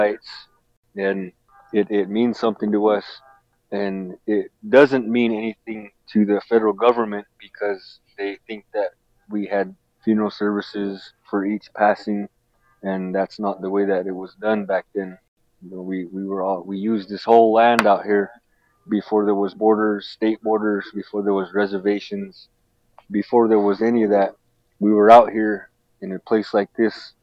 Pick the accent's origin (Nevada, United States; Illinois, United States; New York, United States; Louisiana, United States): Nevada, United States; Duck Valley Shoshone-Paiute Nation, Fort McDermitt; I'm from the Western Shoshone people and the Northern Paiute people